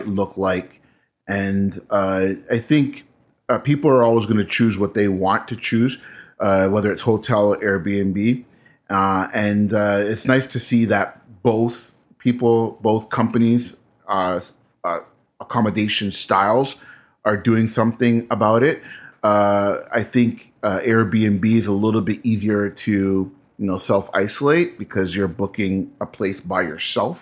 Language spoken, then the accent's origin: English; Canada; I'm Canadian